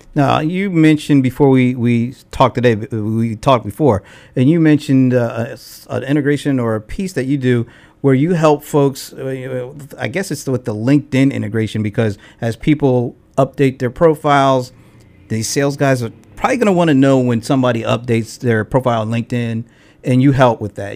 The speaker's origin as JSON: {"language": "English", "region": "Delaware", "country": "United States", "moved": "yes", "lives_now": "Atlanta, United States", "said": "I'm from Delaware, so I've been here for about thirteen years"}